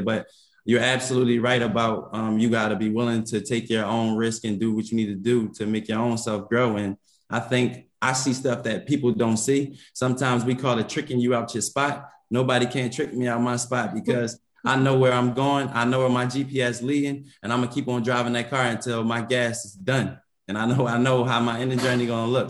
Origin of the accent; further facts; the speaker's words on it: Philadelphia, Pennsylvania, United States; moved away as an adult; now in Atlanta, United States; growing up in Philly